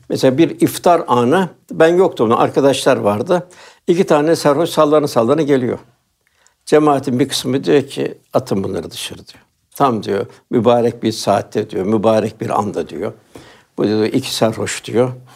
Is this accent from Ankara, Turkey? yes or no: no; Istanbul, Turkey; Ben Üsküdarlıyım.